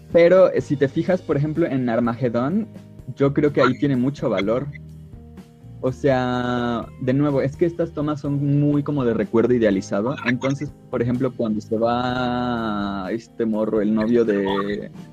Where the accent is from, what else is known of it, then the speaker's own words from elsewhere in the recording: Mexico; somos de México